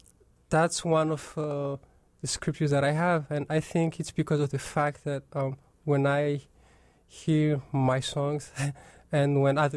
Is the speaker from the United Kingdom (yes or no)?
no; Madagascar; moved away; I was born in Madagascar, an island off the southeast coast of Africa.